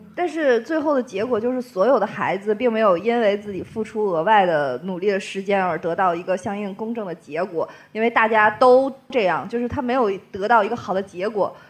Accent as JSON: {"language": "Chinese", "region": "Tianjin", "country": "China", "also_born_or_lived": "Zhangjiakou, Hebei", "said": "我们天津人都是相声 M T V"}